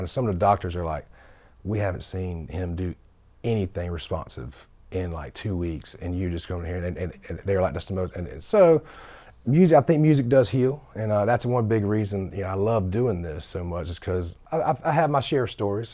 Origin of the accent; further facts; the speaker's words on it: Sumter, South Carolina, United States; moved away as an adult; now in Nashville, United States; I wanted to shoot it back home in Sumter 'cause I just, there's authenticity of it. And so we shot it back home in my hometown